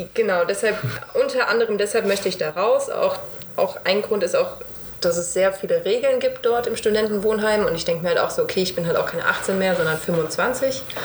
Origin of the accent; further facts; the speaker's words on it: Bad Homburg, Hesse, Germany; moved away; Ich bin aus Bad Homburg